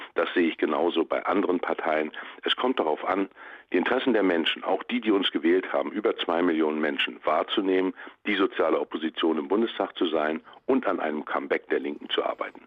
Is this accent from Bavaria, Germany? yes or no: no; Mecklenburg-Vorpommern, Germany; in meinem Heimatland Mecklenburg-Vorpommern